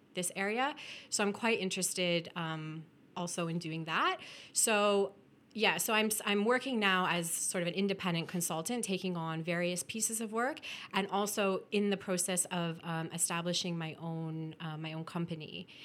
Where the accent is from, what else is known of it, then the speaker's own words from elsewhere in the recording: Welland, Ontario, Canada; moved away; I was born and raised in Welland